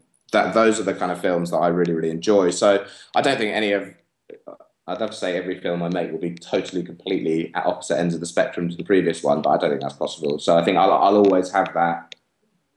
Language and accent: English; England, United Kingdom; growing up in England